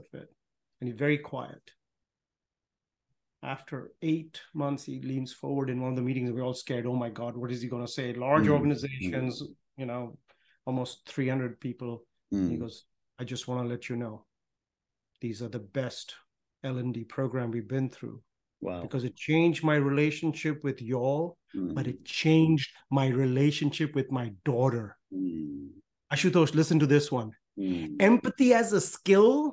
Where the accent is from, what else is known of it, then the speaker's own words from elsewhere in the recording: Pune, Maharashtra, India; also born or lived in Lucknow, India; now in Los Angeles, United States; I was born in Lucknow, India, grew up in Pune, India